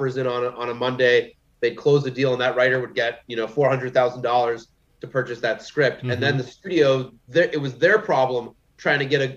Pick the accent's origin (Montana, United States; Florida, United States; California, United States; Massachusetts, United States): Massachusetts, United States; I'm from Massachusetts